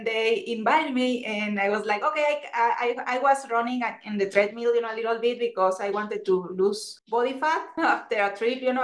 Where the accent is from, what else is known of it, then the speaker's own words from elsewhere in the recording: Mexico; English is a second language; moved away as an adult; also born or lived in Puebla, Mexico; now in Boulder, United States; I am originally from Mexico. Right now I'm in Boulder, Colorado